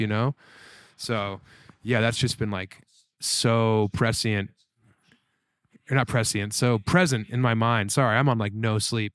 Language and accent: English; Colorado, United States; I'm from Colorado